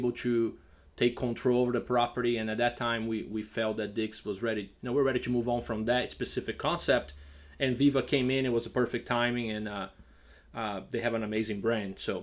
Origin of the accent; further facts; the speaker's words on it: Brazil; moved away as an adult; also born or lived in Georgia, United States / New York, United States; now in Lafayette, Louisiana, United States; we grew up in Brazil without really that s, that civic sense of responsibility